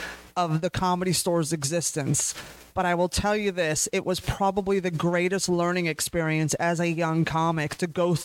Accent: San Francisco, California, United States; I was born and raised in California

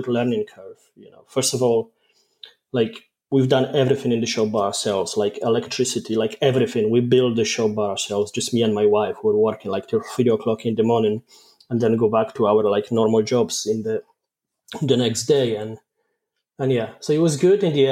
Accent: Poland; accent: mainly Polish with a mix of Scottish; English is a second language; moved away as an adult; now in Scotland, United Kingdom; I'm Polish

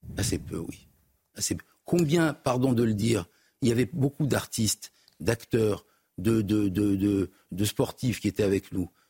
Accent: Morocco; now in France; Je suis originaire du Maroc.

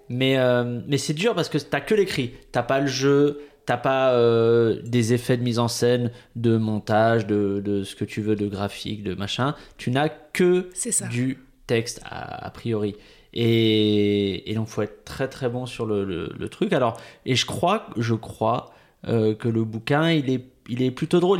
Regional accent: Bois-Colombes, Île-de-France, France; j'ai grandi à Bois-Colombes, vraiment, mais ah, limite Agnières

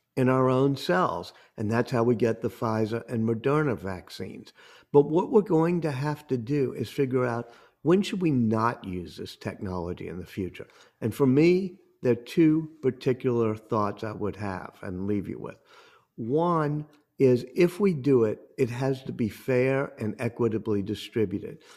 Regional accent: New Orleans, Louisiana, United States; I come from New Orleans

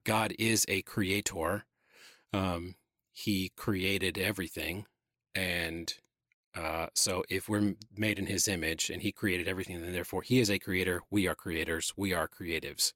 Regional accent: Atlanta, Georgia, United States; moved away as an adult; now in South Carolina, United States; Born and raised in Atlanta. This is the only other place I've ever lived

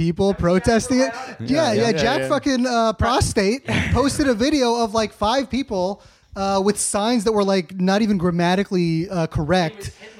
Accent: State College, Pennsylvania, United States; I'm from State College, Pennsylvania, where Penn State University is

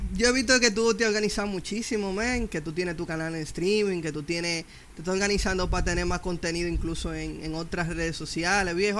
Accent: Dominican Republic; aquí estamos como dominicanos

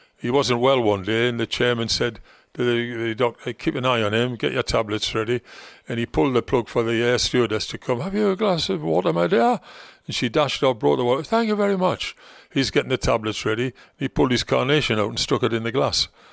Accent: Gateshead, North East England, United Kingdom; Gateshead, my hometown team

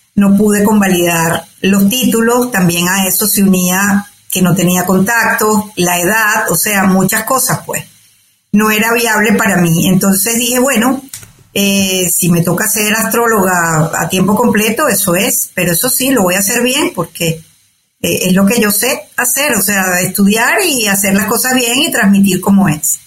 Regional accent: Caracas, Capital District, Venezuela; moved away as an adult; also born or lived in Altagracia de Orituco, Guárico, Venezuela / Canada / United States; now in Madrid, Spain; nací en Venezuela, en Altagracia de Orituco, que es un pueblo en, el estado Guárico. Eh, me crié en Caracas, que me fui pequeña.

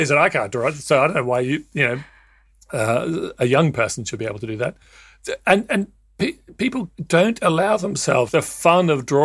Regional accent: Australia; I'd love to talk to you about being in the Scouts and growing up in Australia, where rather than just going off into a farm somewhere, you'd actually go into the bush

